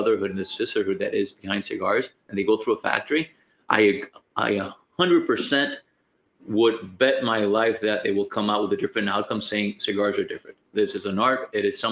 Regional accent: Dominican Republic; I'm from Dominican Republic

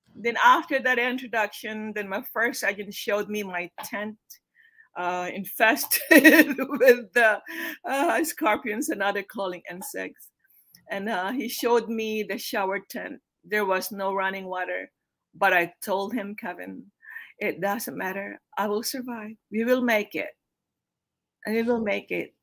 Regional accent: Philippines; moved away as an adult; now in United States; I'm from the Philippines originally.

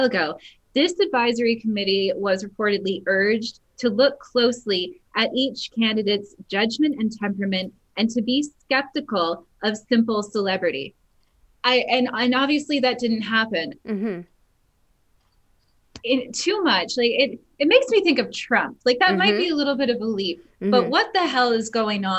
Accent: Canada; I'm Dutch Canadian

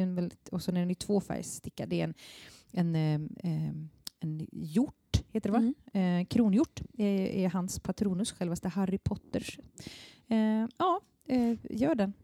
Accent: Småland, Sweden; now in Stockholm, Sweden; jag kommer från Småland

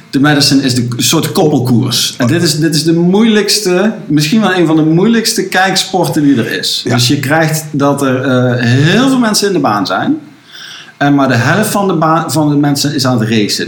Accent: Netherlands; wij richten ons als Nederlanders

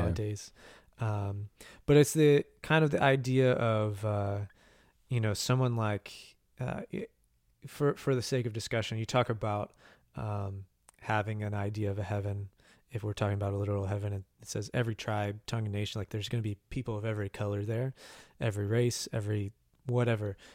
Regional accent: Bloomington, United States; the Switch Yard in Bloomington, uh, my hometown

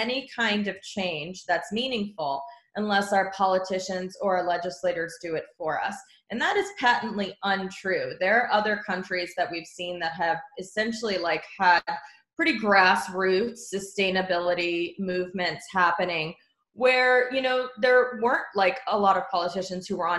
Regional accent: Texas, United States; moved away; I am from Texas originally

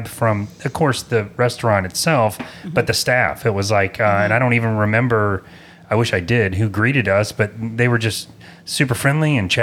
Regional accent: Apopka, Florida, United States; I was born in the Apopka Hospital. I've been here for 50 years

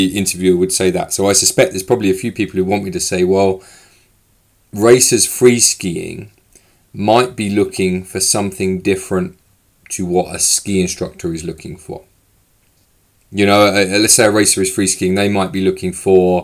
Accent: United Kingdom; now in Switzerland; I'm British

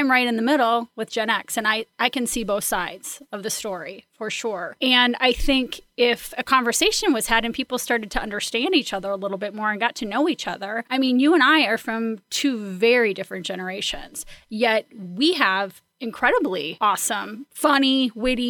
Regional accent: Midwest, United States; I'm from the Midwest

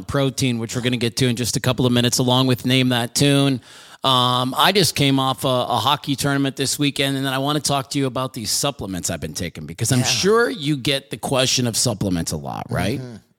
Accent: Midwest, United States; now in Arizona, United States; I'm from the Midwest

